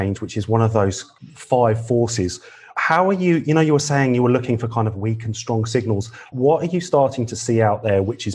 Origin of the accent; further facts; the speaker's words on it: McLaren Vale, South Australia, Australia; I come from McLaren Vale